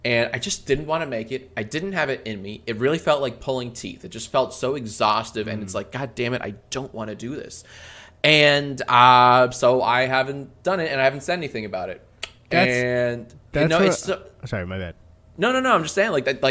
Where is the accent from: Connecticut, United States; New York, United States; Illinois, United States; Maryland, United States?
Maryland, United States; moved away as an adult; now in Los Angeles, United States; I'm from Maryland. I grew up in Maryland